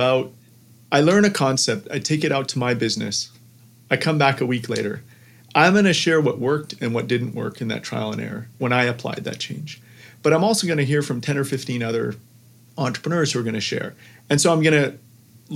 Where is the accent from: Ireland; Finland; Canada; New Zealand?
Canada; I'm Canadian